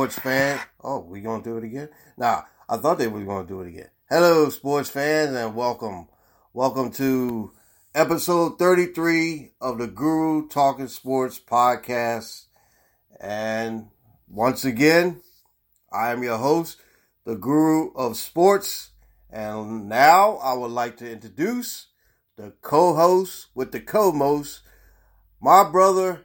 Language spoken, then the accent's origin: English; Baltimore, Maryland, United States; I love Baltimore too. Believe me, I love my hometown